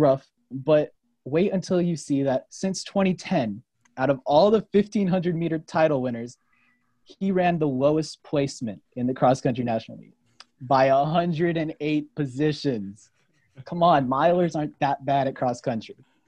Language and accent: English; North Carolina, United States; I'm a runner from North Carolina